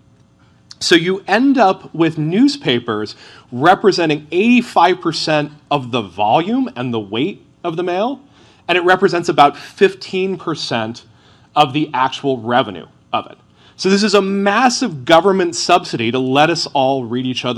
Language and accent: English; Massachusetts, United States; my home state of Massachusetts